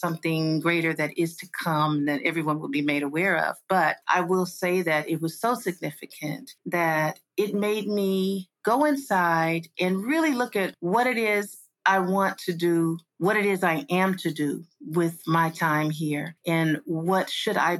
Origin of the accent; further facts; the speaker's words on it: Los Angeles, California, United States; also born or lived in Inland Empire, California; That's where I was born and raised